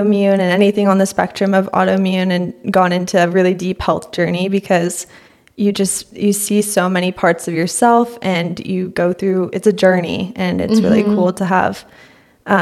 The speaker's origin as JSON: {"language": "English", "town": "San Luis Obispo", "region": "California", "country": "United States", "tie": "born or raised there", "also_born_or_lived": "Hawaii", "lives_now": "Los Angeles, United States", "said": "I live in Los Angeles now, but I'm originally from San Luis Obispo and grew up there"}